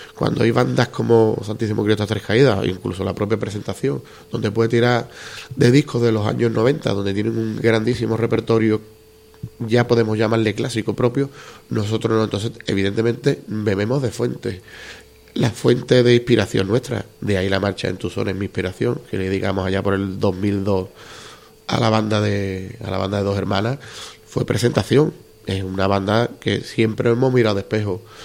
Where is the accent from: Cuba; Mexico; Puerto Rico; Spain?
Spain; Andalusia; soy muy andaluz